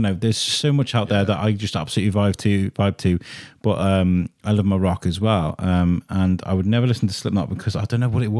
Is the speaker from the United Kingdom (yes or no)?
yes; Durham, North East England, United Kingdom; but no, I'm from Durham.